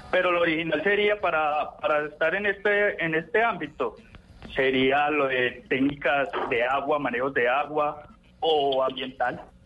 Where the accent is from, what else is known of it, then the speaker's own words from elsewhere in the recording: Pereira, Risaralda, Colombia; moved away as an adult; now in Valle del Cauca, Colombia; me tocó moverme de la ciudad, soy de Pereira